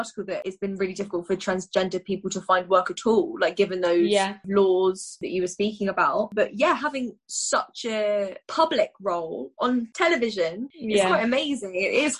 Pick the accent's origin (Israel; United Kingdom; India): United Kingdom; us as a British people.